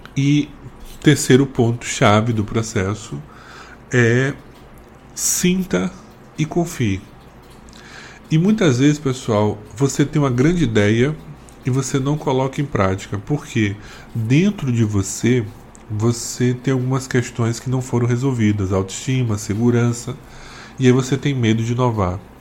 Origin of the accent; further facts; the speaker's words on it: Northeast Region, Brazil; tive muito preconceito por ser nordestino